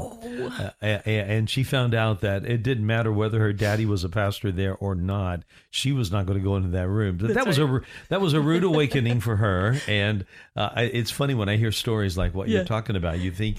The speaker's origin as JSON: {"language": "English", "town": "Orlando", "region": "Florida", "country": "United States", "said": "And she found out that I'm from Orlando."}